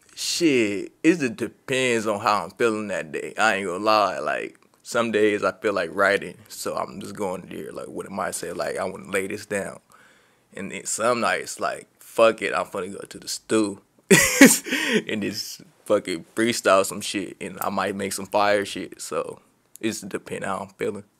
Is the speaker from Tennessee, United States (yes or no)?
no; Long Beach, California, United States; I'm from Long Beach, California. Uh, born and raised.